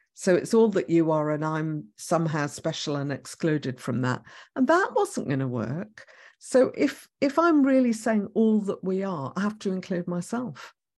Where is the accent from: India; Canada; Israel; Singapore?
Israel; moved away; I was born in Israel